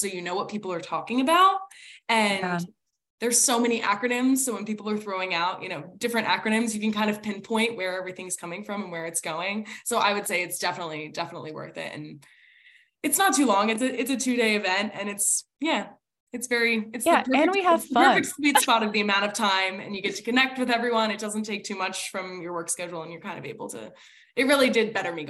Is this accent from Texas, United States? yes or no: no; New Jersey, United States; at least I'm like from New Jersey.